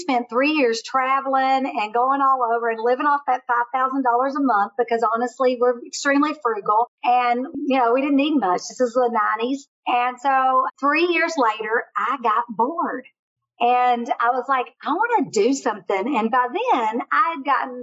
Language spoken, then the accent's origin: English; Kentucky, United States; moved away; I'm from Kentucky. It was a great way every week to get back to Kentucky to be around my family.